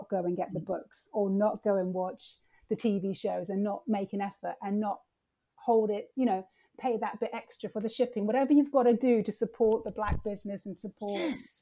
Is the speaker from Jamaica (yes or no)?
yes; Jamaica; I was born in Jamaica.